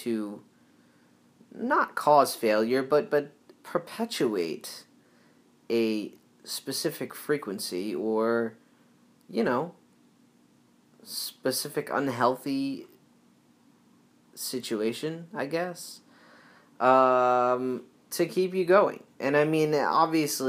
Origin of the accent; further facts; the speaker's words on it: Northeast, United States; moved away as an adult; also born or lived in Southern California; Growing up in the Northeast